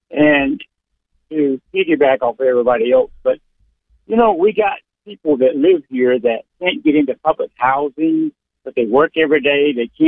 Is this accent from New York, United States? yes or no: no; Gainesville, Georgia, United States; I am from Gainesville.